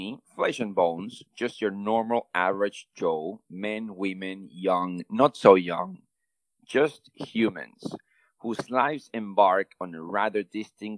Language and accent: English; Venezuela; English is a second language; I'm from Venezuela